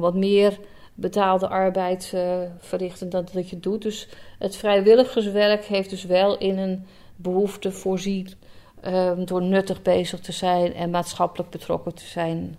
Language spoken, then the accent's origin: Dutch; Alkmaar, North Holland, Netherlands; also born or lived in Enkhuizen / Schermerhorn; geboren en getogen in Alkmaar